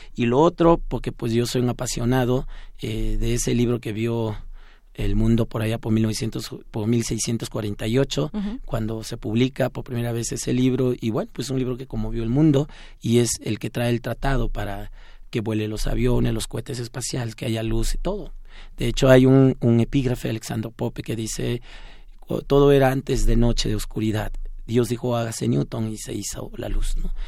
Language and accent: Spanish; Juchitán, Oaxaca, Mexico; first language Zapotec; Spanish is a second language; now in Mexico City, Mexico; allá en Juchitán, Oaxaca, de donde yo vengo